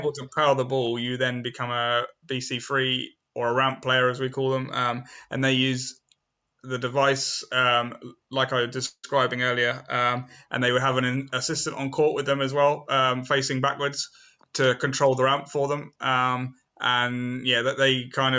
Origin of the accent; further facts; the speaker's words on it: Southampton, South East England, United Kingdom; also born or lived in Eastleigh; I was at a special school in Southampton because I was born in Southampton, and I went to a special school there